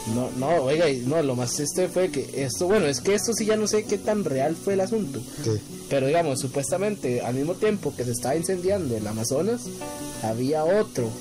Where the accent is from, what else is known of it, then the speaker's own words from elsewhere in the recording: Costa Rica; fue más una decepción como costarricense